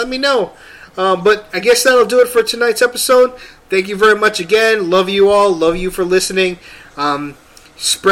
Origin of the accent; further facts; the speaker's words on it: Philippines; I'm Filipino.